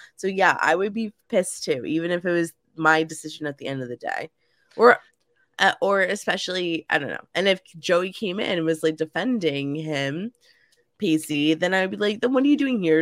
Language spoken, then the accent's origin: English; New Jersey, United States; moved away as an adult; now in St. Louis, United States; I moved from New Jersey. Um, I was a lifelong Jersey girl